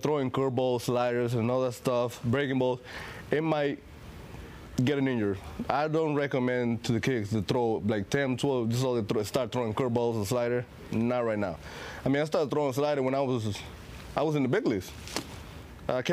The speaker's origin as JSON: {"language": "English", "country": "Venezuela", "also_born_or_lived": "Seattle", "moved": "yes", "said": "I'm from Venezuela"}